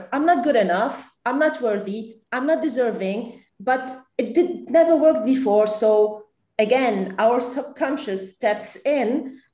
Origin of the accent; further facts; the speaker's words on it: Lebanon; I am Lebanese. I grew up in Lebanon.